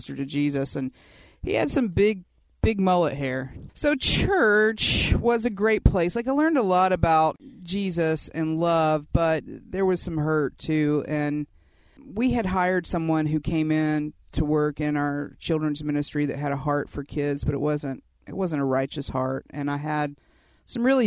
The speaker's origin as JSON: {"language": "English", "region": "West Georgia", "country": "United States", "tie": "born or raised there", "said": "I grew up out in West Georgia, and, you know, everybody out here sort of Babticostal"}